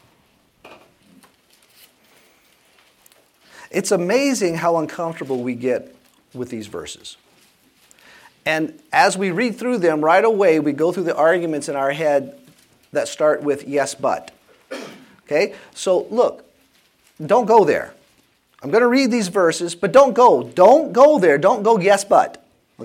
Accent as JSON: {"language": "English", "region": "South Louisiana", "country": "United States", "tie": "born or raised there", "said": "Growing up in South Louisiana, when I was taking my driver's ed course, so that was in 1980"}